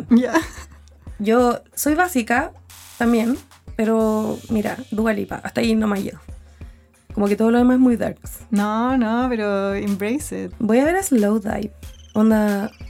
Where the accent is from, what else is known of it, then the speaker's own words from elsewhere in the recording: Concepción, Biobío, Chile; Yo soy penquista